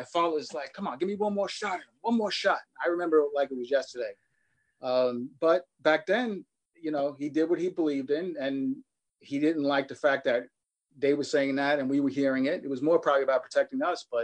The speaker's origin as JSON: {"language": "English", "town": "New York City", "region": "New York", "country": "United States", "tie": "born or raised there", "said": "growing up in Queens was pretty cool"}